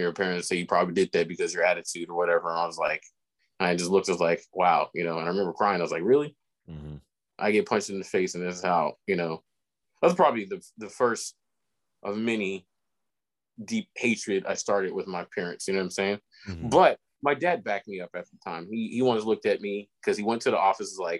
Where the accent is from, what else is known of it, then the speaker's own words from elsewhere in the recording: Elk Grove, California, United States; growing up in Elk Grove, or going to the Elk Grove School District